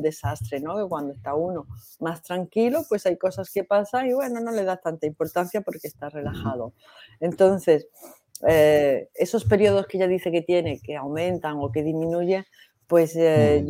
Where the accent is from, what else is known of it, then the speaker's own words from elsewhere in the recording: Granada, Andalusia, Spain; yo soy de Granada